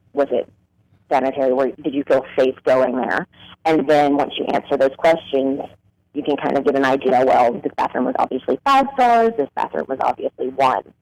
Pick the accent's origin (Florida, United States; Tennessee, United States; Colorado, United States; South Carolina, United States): South Carolina, United States; now in Washington, D.C., United States; I'm actually from South Carolina